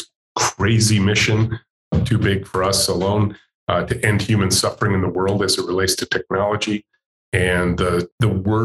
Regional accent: Macomb County, Michigan, United States; I'm a pure Michigan kid. I grew up in Macomb County, just north of Detroit

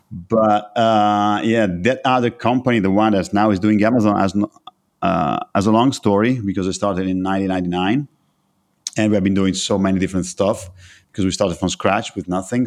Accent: Italy; I was born and raised in Italy

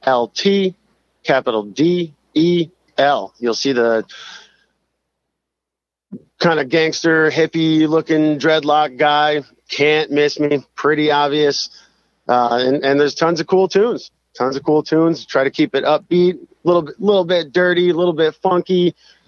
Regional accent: United States; being an American

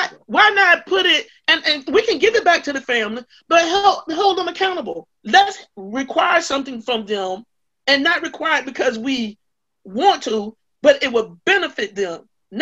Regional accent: Virginia Beach, Virginia, United States; When I started working in the Few Gardens community, I came from Virginia Beach, Virginia, and walked into Durham, and I walked into Few Gardens.

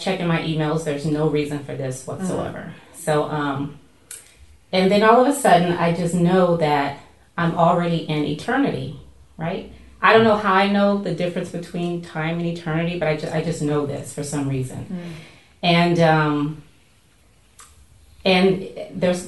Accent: Louisiana, United States; now in Washington, D.C., United States; I'm from Louisiana, and my family is very Southern Baptist

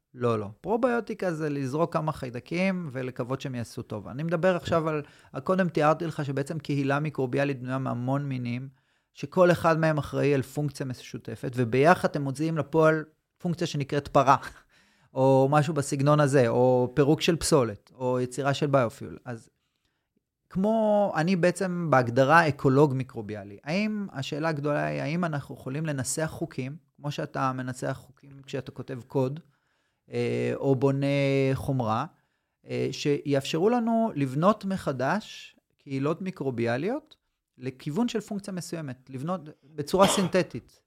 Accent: Tel Aviv, Tel Aviv District, Israel; moved away as an adult; now in Southern Israel; אני במקור מתל אביב, עברתי דרומה

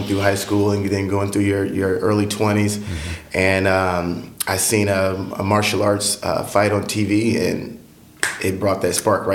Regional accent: Marion, Illinois, United States; also born or lived in Atlanta, Georgia; In Marion, born and raised in Marion. I lived here pretty much all my life

